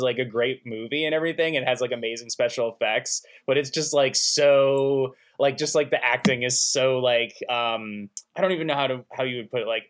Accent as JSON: {"language": "English", "country": "United States", "tie": "born or raised there", "said": "my home state's reputation as the armpit of the United States"}